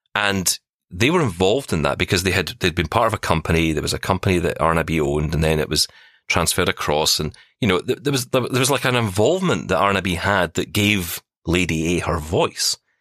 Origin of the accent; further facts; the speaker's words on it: Glasgow, Scotland, United Kingdom; I was a guy from the East End of Glasgow. I was told by my school, learn to type